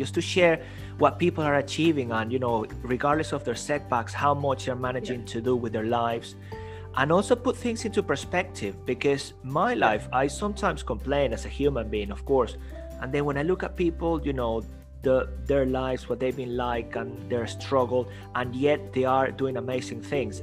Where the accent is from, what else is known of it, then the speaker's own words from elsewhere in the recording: London, United Kingdom; accent: Cockney; my Cockney accent